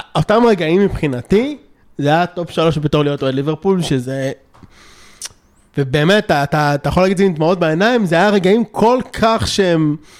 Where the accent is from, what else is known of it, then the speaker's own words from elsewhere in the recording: Israel; גם אני בעצמי ישראלי